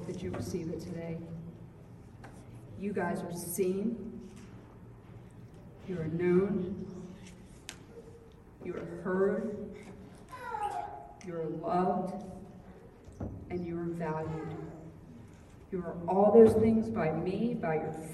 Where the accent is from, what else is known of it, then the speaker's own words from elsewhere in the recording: Florida, United States; I'm from Florida.